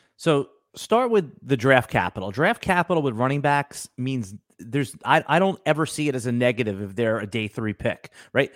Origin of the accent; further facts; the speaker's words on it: Long Island, New York, United States; moved away as an adult; now in Jacksonville, Florida, United States; I'm from Northeast, I'm from Long Island